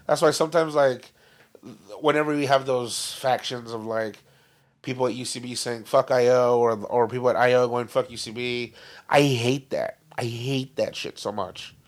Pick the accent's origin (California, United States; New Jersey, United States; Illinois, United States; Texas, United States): California, United States; Downey; the high schools in our area. So like Warren